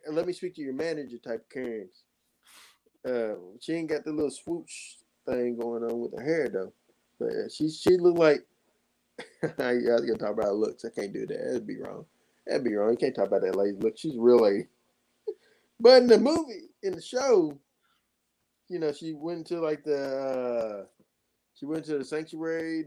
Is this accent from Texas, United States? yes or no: no; Kentucky, United States; we're from Kentucky.